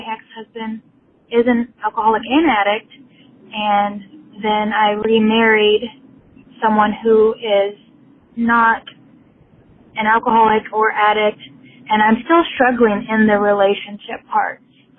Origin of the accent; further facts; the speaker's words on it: Sacramento, California, United States; I'm from Sacramento, California.